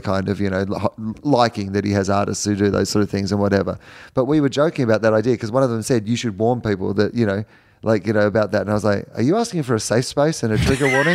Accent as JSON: {"language": "English", "country": "Australia", "also_born_or_lived": "United States", "moved": "as an adult", "said": "As an Australian"}